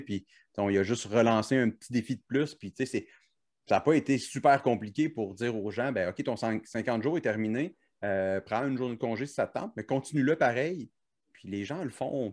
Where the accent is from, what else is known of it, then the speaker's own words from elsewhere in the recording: Cap-de-la-Madeleine, Quebec, Canada; moved away; also born or lived in Montreal; Moi, j'ai grandi en Mauricie, là, à Cap-de-Madeleine plus précisément